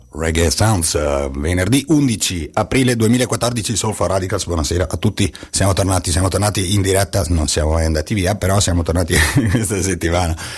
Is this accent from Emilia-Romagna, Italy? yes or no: yes; Ravenna, Emilia-Romagna, Italy; vengo da Ravenna